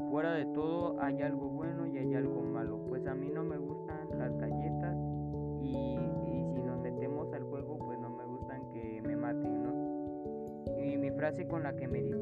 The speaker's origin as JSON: {"language": "Spanish", "town": "Miahuatlán de Porfirio Díaz", "region": "Oaxaca", "country": "Mexico", "tie": "born or raised there", "said": "Soy originario de Miahuatlán de Porfirio Díaz, Oaxaca. Hasta la fecha tengo 14 años y pues voy creciendo a largo del tiempo. Nací el 9 de abril del 2007"}